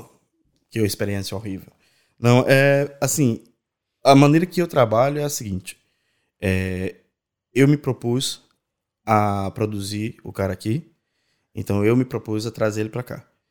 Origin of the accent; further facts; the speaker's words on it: Natal, Rio Grande do Norte, Brazil; moved away as an adult; now in Ireland; eu nasci em Natal, né? No Rio Grande do Norte.